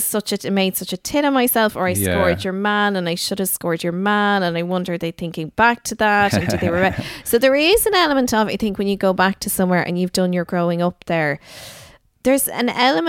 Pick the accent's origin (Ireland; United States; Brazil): Ireland; Dingle, Munster; also born or lived in Kildare; I think because you see, I would have split my time between Kildare and Dingle a lot.